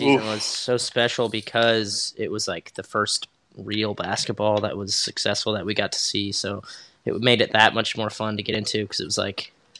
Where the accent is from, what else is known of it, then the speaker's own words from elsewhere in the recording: Topeka, Kansas, United States; we're both from Topeka